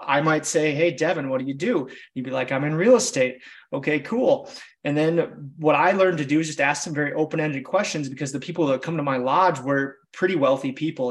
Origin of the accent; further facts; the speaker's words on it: Wisconsin, United States; I'm just a small town kid from Wisconsin